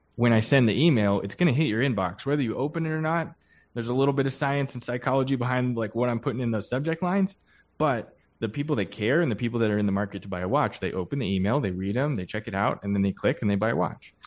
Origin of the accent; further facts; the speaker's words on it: Pennsylvania, United States; I grew up in Pennsylvania